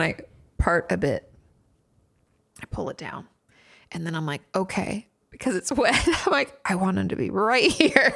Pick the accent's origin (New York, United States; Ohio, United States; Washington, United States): Washington, United States; moved away as an adult; also born or lived in California; now in Texas, United States; which I grew up in Washington